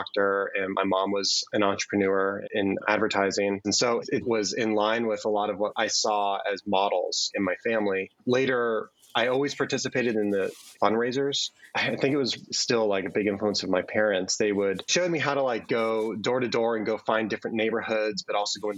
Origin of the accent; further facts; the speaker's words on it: Bethlehem, Pennsylvania, United States; now in State College, United States; I grew up in the Bethlehem area in Pennsylvania